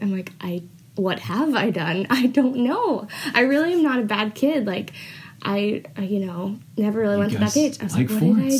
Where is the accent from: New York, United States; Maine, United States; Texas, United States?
Maine, United States; Mid-Coast; moved away; I'm from Mid-Coast Maine.